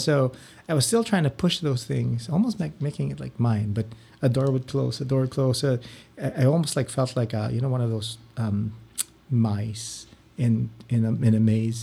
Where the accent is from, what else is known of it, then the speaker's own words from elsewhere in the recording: Philippines; moved away as an adult; now in Ann Arbor, United States; I grew up in the Philippines